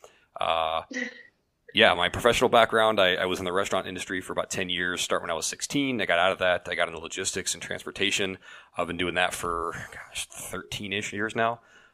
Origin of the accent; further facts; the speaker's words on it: Fairfax, Virginia, United States; also born or lived in Cedar Rapids, Iowa / Chicagoland area; now in Chicago area, United States; I was born right outside of Washington D.C. Fairfax, Virginia is where I grew up